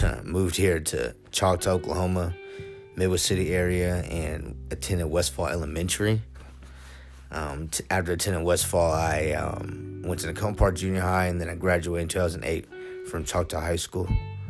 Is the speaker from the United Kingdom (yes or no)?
yes; Upper Heyford, South East England, United Kingdom; born there; I was born in 1989. I was born in Upper Hayford, England. I'm known to some as a military brat.